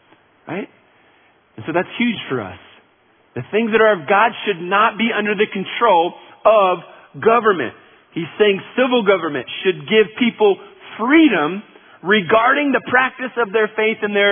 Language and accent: English; United States; as American citizens